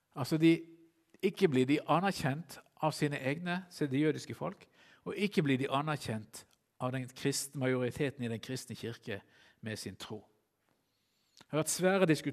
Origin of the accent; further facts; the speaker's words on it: Bergen, Vestland, Norway; jeg som bergenser